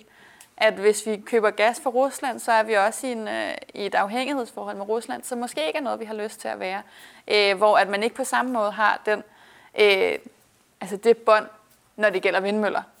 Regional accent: Værløse, Capital Region of Denmark, Denmark; moved away as an adult; now in Brussels, Belgium; jeg voksede op i Værløse, lidt nord for København

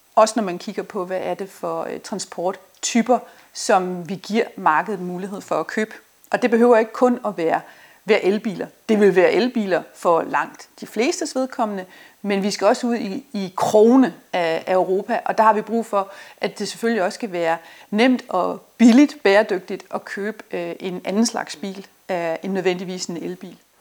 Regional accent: Denmark; vi som danskere

